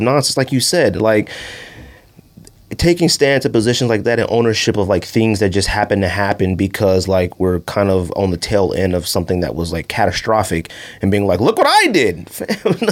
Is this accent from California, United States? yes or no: yes; California, United States; also born or lived in Phoenix, Arizona; we're from California. I'm Southside Phoenix